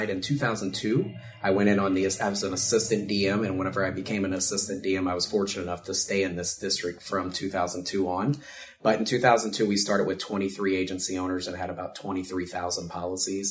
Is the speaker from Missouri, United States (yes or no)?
yes; Ste. Genevieve, Missouri, United States; I'm actually from St. Genevieve. It's a small town south of here